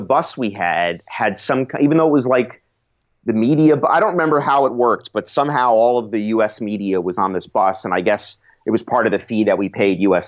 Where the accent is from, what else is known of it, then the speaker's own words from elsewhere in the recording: United States; as an American journalist, uh, you know, my country didn't qualify